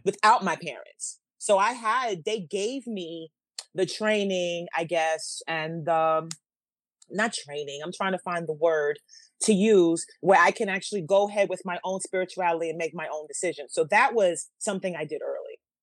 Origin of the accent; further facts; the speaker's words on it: New York City, New York, United States; moved away as an adult; also born or lived in Manhattan, New York / Harlem, New York; now in New Jersey, United States; I was two when we moved to the Bronx, and we moved to the Bronx, and that's where we stayed pretty much until my adult life when I moved here to New Jersey.